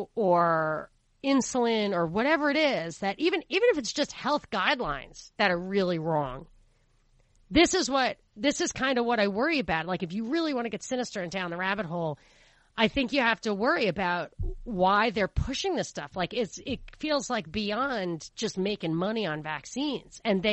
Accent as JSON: {"language": "English", "region": "New York", "country": "United States", "tie": "born or raised there", "said": "the ground zero for some of this stuff is where I grew up in New York."}